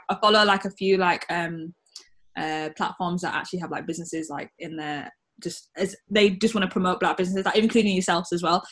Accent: the North of England, Yorkshire and the Humber, United Kingdom; I'm also proud to be a Northern Black Brit

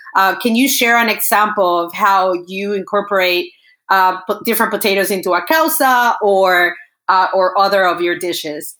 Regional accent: Venezuela; I'm from Venezuela, but part of my heart is uh, it's in Peru

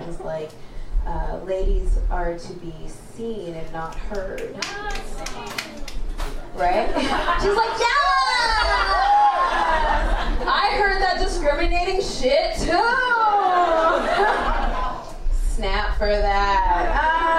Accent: Canada; accent: white; also born or lived in Kenya; from Kenya, I don't sound like it, I know. I grew up in Canada. That's why I sound white.

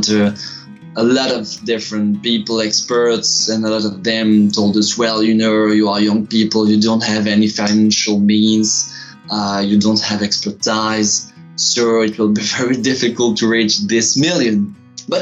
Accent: Tournai, Wallonia, Belgium; moved away as an adult; now in Brussels, Belgium; I'm studying law and political science in Brussels, but I come from Tournai, a little city in the middle of the fields

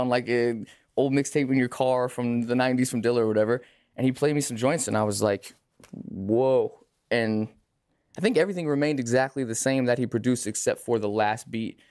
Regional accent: Lake Grove, New York, United States; I'm from Long Island, from Lake Grove

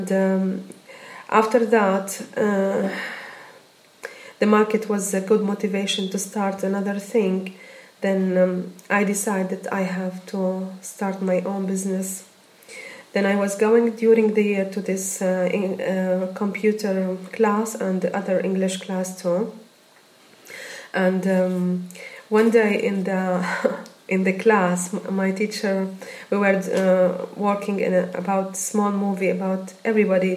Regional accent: Damascus, Damascus Governorate, Syria; English is a second language; moved away as an adult; also born or lived in Liverpool; now in Clonakilty, Ireland; I came from Syria, Damascus

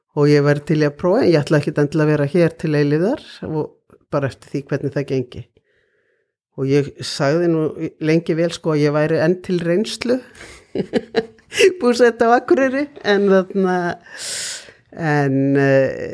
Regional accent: Reykjavík, Capital Region, Iceland; also born or lived in Ísafjörður / Akureyri; ég er alveg upp í Reykjavík

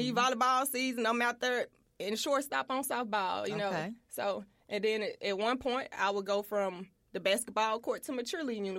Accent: Memphis, Tennessee, United States; My middle school years, I was in Orange Mound. Went to Melrose, transferred to North Memphis

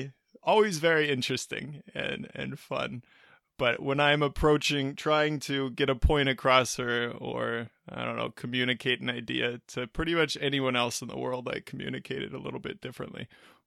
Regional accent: United States; coming back to being an American in a particular position, globally speaking

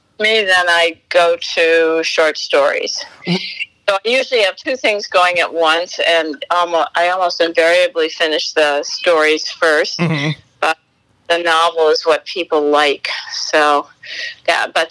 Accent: Midwest, United States; moved away as an adult; now in New York, United States; I'm from the Midwest originally

